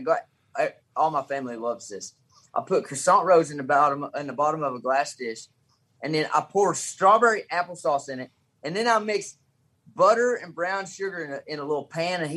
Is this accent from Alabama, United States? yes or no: no; Caneyville, Kentucky, United States; now in Monticello, United States; My hometown is Caneyville, Kentucky, but right here in Monticello, Kentucky, where I live now